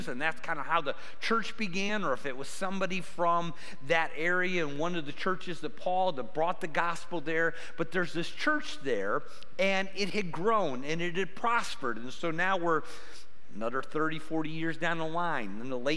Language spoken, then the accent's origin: English; Cleveland, Ohio, United States; moved away as an adult; I grew up by Cleveland